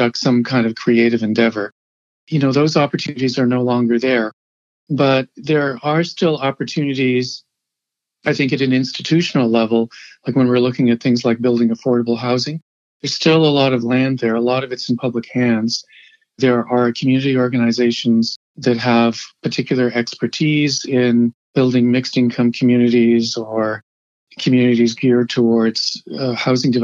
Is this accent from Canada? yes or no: yes; Hamilton, Ontario, Canada; moved away as an adult; also born or lived in Woodstock, Ontario / Toronto; I'm from Hamilton, and I've observed some of the changes over the years. I left in the early 1980s